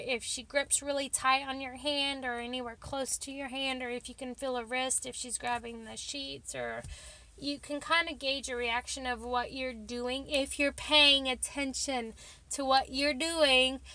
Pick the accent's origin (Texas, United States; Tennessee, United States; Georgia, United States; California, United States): Texas, United States; accent: Texas; my Texas accent